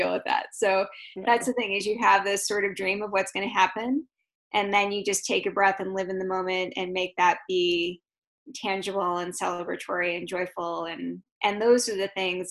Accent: Chicago, Illinois, United States; moved away; I'm from Chicago

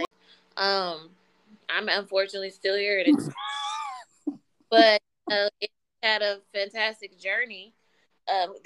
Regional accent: Wichita, Kansas, United States; also born or lived in Atlanta, Georgia; growing up in Wichita

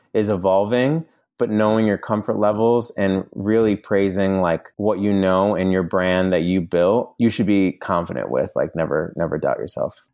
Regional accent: New York, United States; moved away as an adult; now in Los Angeles, United States; living in Los Angeles, I'm originally from New York. I've been out here for about six or seven years

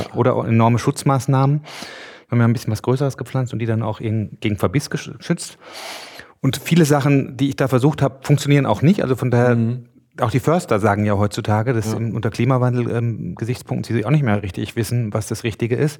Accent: Mecklenburg-Vorpommern, Germany; bei uns in Mecklenburg

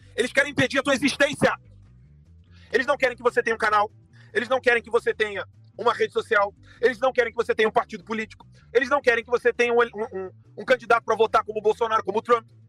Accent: Brazil; Não sou americano, sou brasileiro

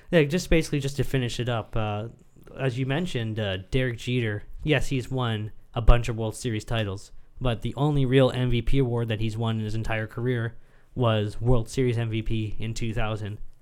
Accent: Canada; as a Canadian sportsman

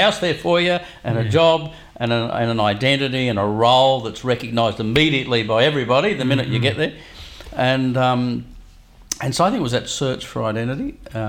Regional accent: Hunter Valley, New South Wales, Australia; So I grew up in the Hunter Valley. Yep. In a place where there was a really high level of familial identity. Everyone was related to everybody else.

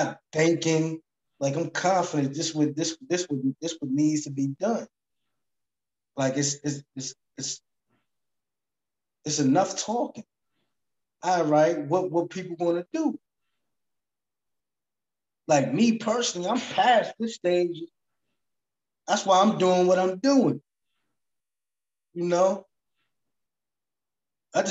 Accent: Jersey City, New Jersey, United States; I'm from Jersey City, state of New Jersey

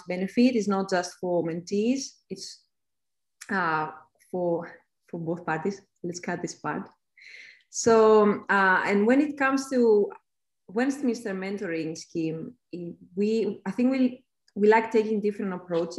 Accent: Greece; moved away; I am a Greek expat

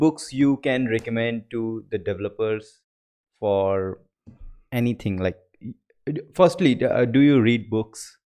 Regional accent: India; because I'm from India

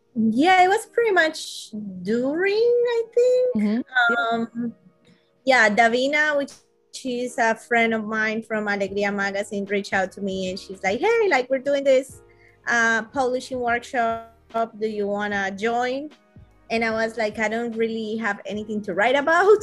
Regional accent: Colombia; now in Los Angeles, United States; I'm originally from Colombia. Uh, mm-hmm. however, I do live in Los Angeles

